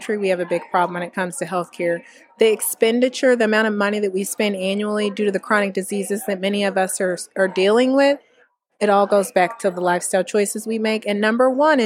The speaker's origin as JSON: {"language": "English", "town": "Indianapolis", "region": "Indiana", "country": "United States", "tie": "born or raised there", "also_born_or_lived": "North Carolina / Kentucky / Maryland", "moved": "as an adult", "said": "I'm actually born and raised in Indiana"}